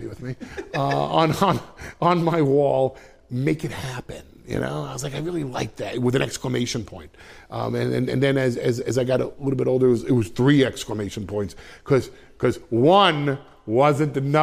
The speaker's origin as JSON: {"language": "English", "area": "Westchester", "region": "New York", "country": "United States", "said": "I'm from Westchester."}